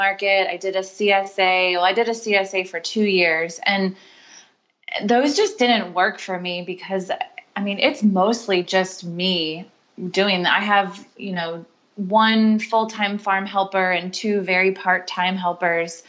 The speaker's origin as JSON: {"language": "English", "town": "Charleston", "region": "South Carolina", "country": "United States", "tie": "born or raised there", "moved": "yes", "said": "I grew up in Charleston, South Carolina, and that's where they still live"}